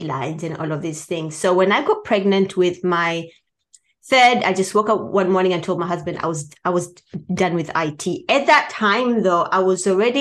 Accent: Tanzania; moved away as an adult; I was born in Tanzania

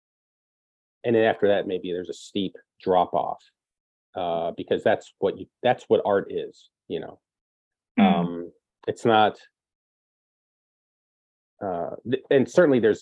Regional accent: Gary, Indiana, United States; moved away as an adult; I'm from Gary. I was born here, and I left

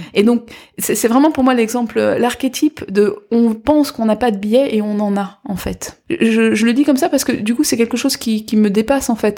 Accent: Guadeloupe; now in France; je suis de Guadeloupe

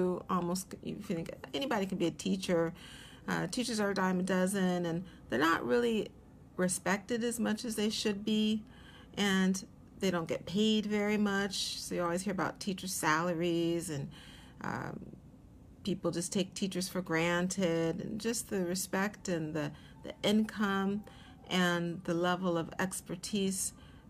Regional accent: Seattle, Washington, United States; moved away as an adult; also born or lived in Atlanta, Georgia; now in New York, United States; I was born in Atlanta, Georgia, but my dad was from Seattle, and they moved back to Seattle when I was a little under a year old, around 9 or 10 months old. So I grew up in Seattle

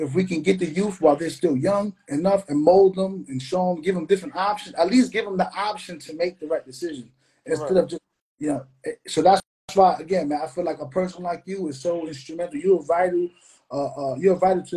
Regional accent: New York City, New York, United States; now in Florida, United States; I'm from New York

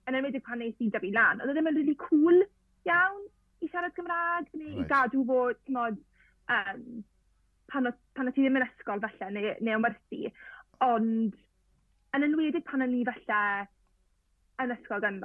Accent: Llanelli, Wales, United Kingdom; So dwi'n dod o'r Lanelli

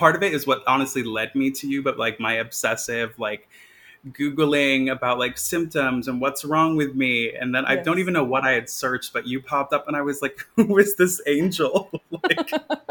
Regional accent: Maine, United States; now in Brooklyn, United States; I grew up in Maine

